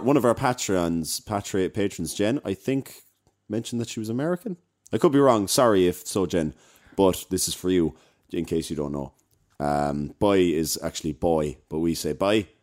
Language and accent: English; Cork, Munster, Ireland; accent: South Side Cork; a South Side Cork accent. So, I'd be talking like that there or whatever, do you know? This, this is, like, this is how I speak